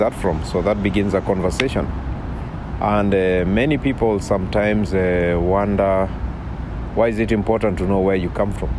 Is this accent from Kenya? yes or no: yes; Kenya; moved away as an adult; now in United States; I come from East Africa, a country called Kenya, and I come from a very small tribe called the Maasai.